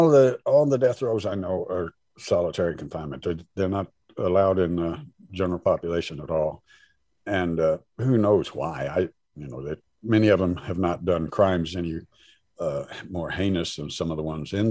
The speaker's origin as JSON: {"language": "English", "region": "Southern Indiana", "country": "United States", "tie": "born or raised there", "said": "I was raised in Southern Indiana in a sundown town, or near it, 5 miles east of Odin, Indiana"}